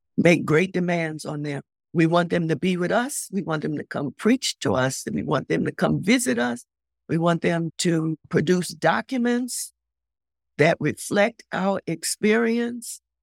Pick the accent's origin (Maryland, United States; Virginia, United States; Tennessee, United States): Maryland, United States; Baltimore; I'm from Baltimore.